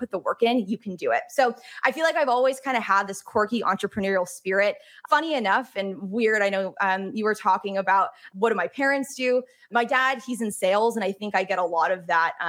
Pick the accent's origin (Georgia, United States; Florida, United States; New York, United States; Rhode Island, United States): New York, United States; upstate; also born or lived in Boston; I grew up in a small town in upstate New York, about 2 hours north of the city